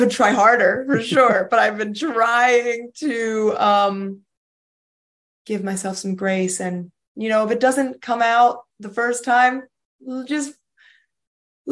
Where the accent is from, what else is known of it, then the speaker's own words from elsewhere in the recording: Philadelphia, Pennsylvania, United States; Philadelphia, because it's my hometown